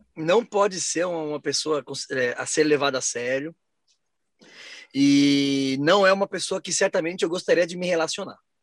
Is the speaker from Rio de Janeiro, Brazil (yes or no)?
no; São Paulo, Brazil; Porque é a minha casa, onde eu nasci, onde estão as pessoas que eu gosto, onde estão meus amigos.